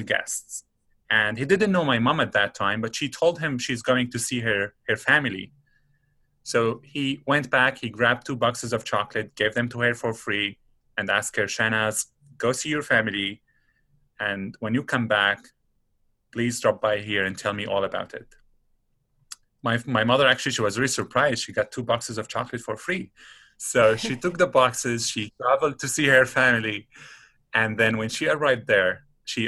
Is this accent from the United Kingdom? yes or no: no; Damascus, Damascus Governorate, Syria; moved away as an adult; now in Antigonish, Canada; let's say we come from Syria, come from Damascus